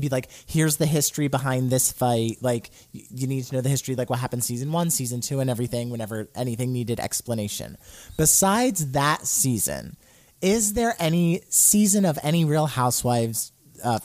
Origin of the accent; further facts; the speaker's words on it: New Jersey, United States; I'm from New Jersey